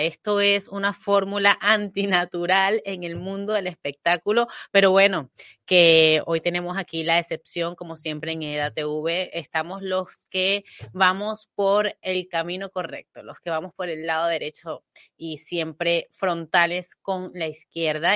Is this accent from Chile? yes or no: no; Venezuela; now in Spain; yo nací, crecí bajo la sombra del marxismo en mi país